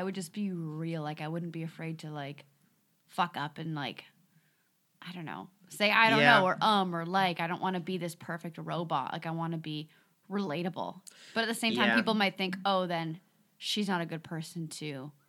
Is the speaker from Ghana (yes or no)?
no; Canada; Well, so I came from Canada, as I've spoken.